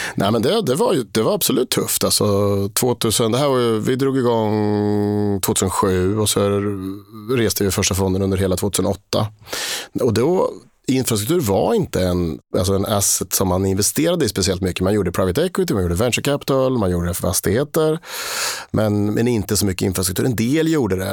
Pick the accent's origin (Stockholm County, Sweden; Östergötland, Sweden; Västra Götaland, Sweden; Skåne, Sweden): Östergötland, Sweden; Linköping; also born or lived in Switzerland; jag är eh, född och uppvuxen i Linköping